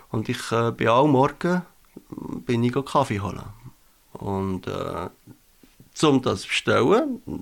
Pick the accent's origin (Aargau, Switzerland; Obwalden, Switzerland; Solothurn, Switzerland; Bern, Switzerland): Aargau, Switzerland; Aarburg; 39, Ich komme aus Arburg und arbeite als Polymechaniker.